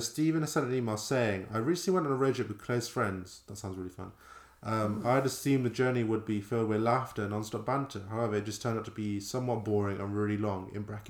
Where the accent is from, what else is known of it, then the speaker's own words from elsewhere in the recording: Bristol, South West England, United Kingdom; Banksy Museum in town in Bristol. We're from Bristol, by the way.